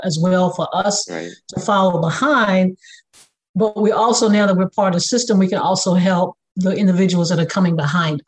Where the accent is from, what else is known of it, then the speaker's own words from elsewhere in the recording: Durham, North Carolina, United States; we are from Durham, the Bull City in North Carolina.